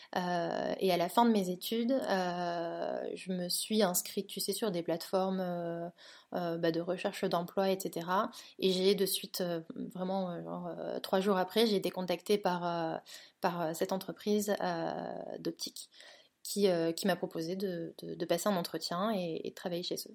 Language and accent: French; northern France, France; also born or lived in Toulouse / London; now in Barcelona, Spain; je suis originaire du nord de la France à la base, euh, mais ensuite j'ai vécu 10 ans à Toulouse